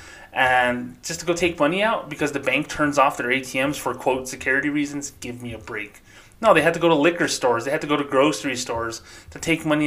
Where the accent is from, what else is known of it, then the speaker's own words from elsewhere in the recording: Socorro, New Mexico, United States; now in Las Cruces, United States; my hometown of Socorro, New Mexico is very low income